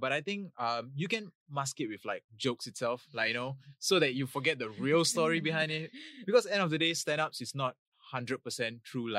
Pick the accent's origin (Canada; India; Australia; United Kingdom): India; now in Singapore; I'm an Indian, so it's back to my homeland, and I was having an Indian passport